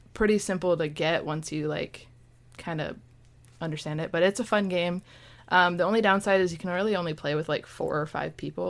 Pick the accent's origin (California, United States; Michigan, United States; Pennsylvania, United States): Michigan, United States; moved away as an adult; now in Florida, United States; I'm from Michigan.